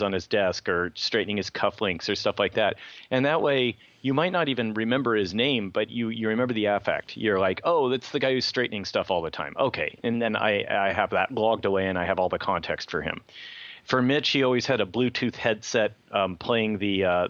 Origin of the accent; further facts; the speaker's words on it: Livermore, California, United States; both my dad and stepmother, both worked at Lawrence Livermore Lab, where I grew up in Livermore